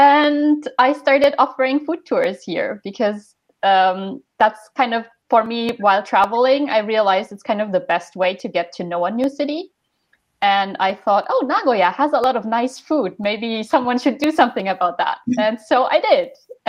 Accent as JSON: {"language": "English", "country": "Germany", "also_born_or_lived": "Osaka, Japan / Tokyo, Japan", "moved": "as an adult", "lives_now": "Japan", "said": "I'm from Germany originally, but I've been living in Japan for the past 8 years."}